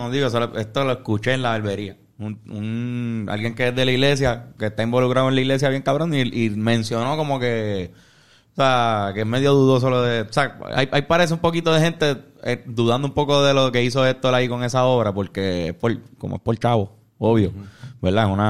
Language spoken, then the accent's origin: Spanish; Carolina, Puerto Rico; yo soy de Carolina.